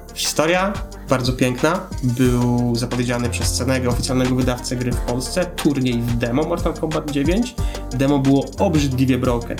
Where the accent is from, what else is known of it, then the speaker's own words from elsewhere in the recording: Poland; jak każdy rodowity Polak